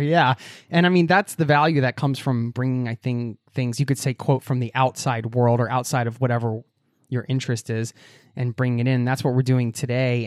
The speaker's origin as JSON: {"language": "English", "country": "United States", "moved": "as an adult", "lives_now": "Oslo, Norway", "said": "my home country, the U S"}